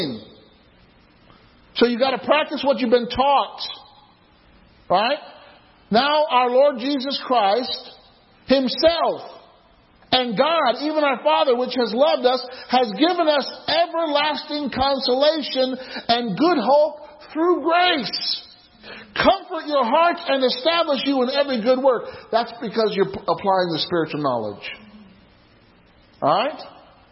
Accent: Illinois, United States; there's a place in Illinois, in my hometown, Gabriel knows of this, it's called Lou's La Grotto

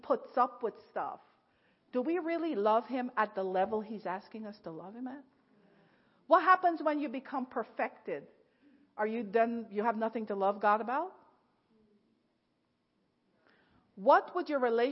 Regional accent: Guyana; moved away as an adult; now in United States; I was from Ghana instead of Guyana

